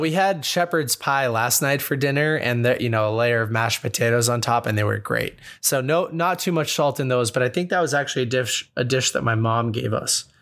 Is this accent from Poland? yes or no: no; Boston, Massachusetts, United States; Growing up in Boston